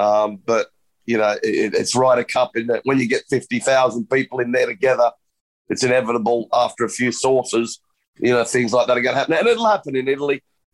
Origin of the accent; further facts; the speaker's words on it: Australia; now in Europe; I'm Australian, yeah, but you know, I cheer for Europe. This was my home tour. This is where my kids live. This is where I live most of the time now.